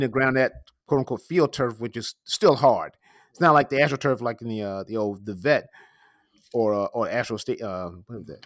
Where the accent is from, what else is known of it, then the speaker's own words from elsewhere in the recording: New York, United States; as a New Yorker